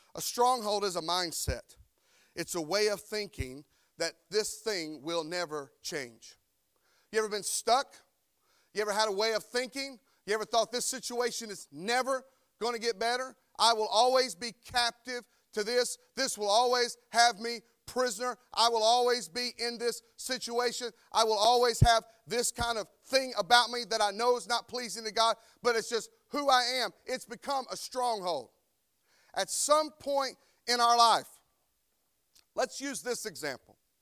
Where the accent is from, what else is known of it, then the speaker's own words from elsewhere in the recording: North Carolina, United States; moved away; I'm from North Carolina. And I've tried for twenty-one or two, I don't know how long I've been here, years to shake this accent, but I can't do it